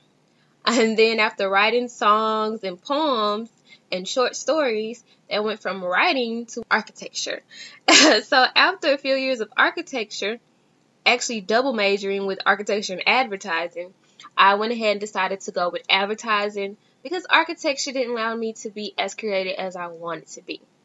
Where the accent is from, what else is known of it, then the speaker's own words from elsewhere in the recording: Dallas, Texas, United States; I am from Dallas, Texas